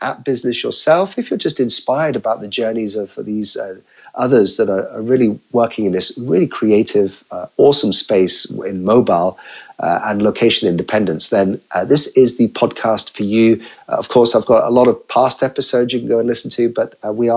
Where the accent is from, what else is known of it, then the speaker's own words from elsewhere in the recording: United Kingdom; I'm a Brit